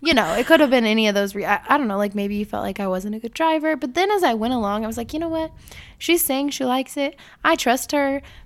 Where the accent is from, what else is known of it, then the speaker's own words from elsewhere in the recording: Illinois, United States; I was born in Illinois